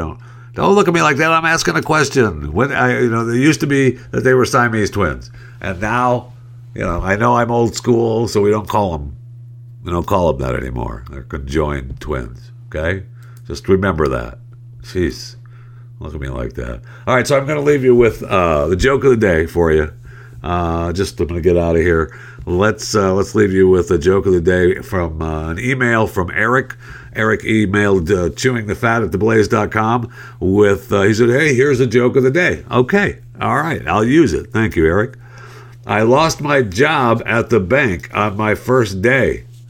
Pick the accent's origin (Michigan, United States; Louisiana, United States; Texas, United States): Michigan, United States; Saginaw; my hometown is Saginaw, Michigan. I was born in Saginaw, Michigan